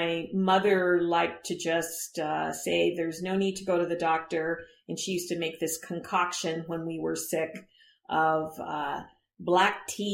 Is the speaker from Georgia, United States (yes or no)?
no; Southern California, United States; moved away as an adult; also born or lived in Manhattan Beach, California / Frisco, Texas; now in McKinney, United States; Growing up in Southern California